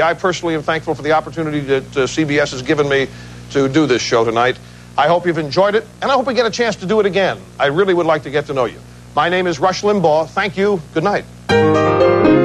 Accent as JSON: {"language": "English", "region": "Midwest", "country": "United States", "tie": "born or raised there", "said": "I was born in the Midwest"}